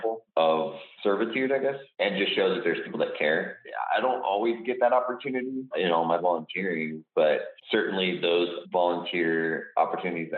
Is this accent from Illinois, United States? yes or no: no; Los Angeles, California, United States; moved away as an adult; when I was a kid out in L.A.